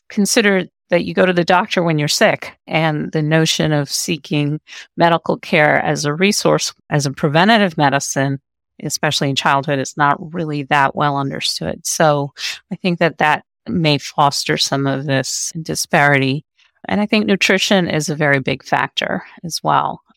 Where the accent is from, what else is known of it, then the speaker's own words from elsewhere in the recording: New York City, New York, United States; moved away as an adult; now in Pennsylvania, United States; I came when I was a child. I grew up in Brooklyn, and part of my identity is being a New Yorker